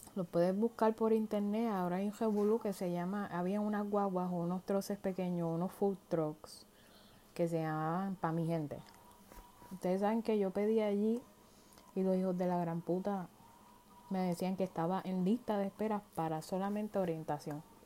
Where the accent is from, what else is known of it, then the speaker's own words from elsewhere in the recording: Puerto Rico; moved away as an adult; now in United States; Yo soy nacida y criada en Puerto Rico hace 25 años atrás. Tuve que mudar a los Estados Unidos porque no me quedo de otra.